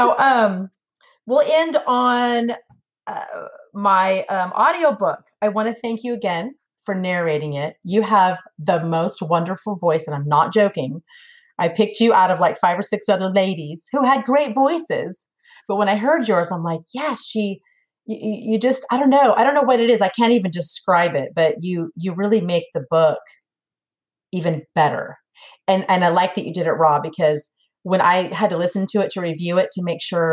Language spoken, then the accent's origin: English; California, United States; moved away as an adult; now in Tennessee, United States; I am a California girl, but I just moved to Tennessee